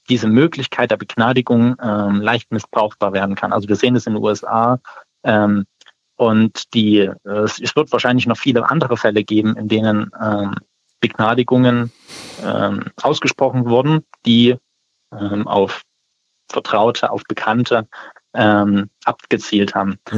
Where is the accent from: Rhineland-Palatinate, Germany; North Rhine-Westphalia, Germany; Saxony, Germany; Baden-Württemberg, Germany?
Saxony, Germany; das war letztes Jahr in Sachsen so, das habe ich mitbekommen, wo ich herkomme